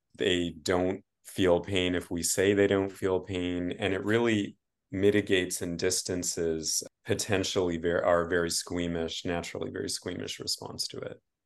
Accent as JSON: {"language": "English", "country": "Canada", "said": "as a Canadian"}